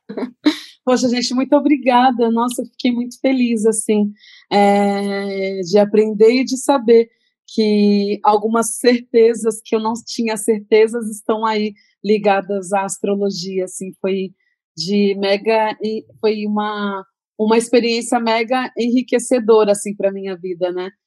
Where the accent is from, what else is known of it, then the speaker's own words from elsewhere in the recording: Santos, São Paulo, Brazil; quando eu comecei a cantar rap, lá na minha cidade